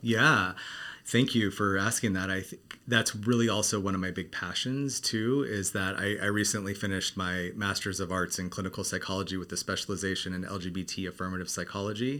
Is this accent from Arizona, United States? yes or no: yes; Arizona, United States; now in Los Angeles, United States; I grew up in Arizona